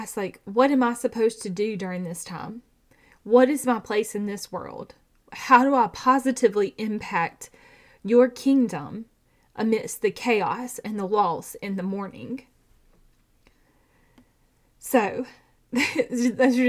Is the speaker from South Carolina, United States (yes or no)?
no; Georgia, United States; I have a twin because I'm from Georgia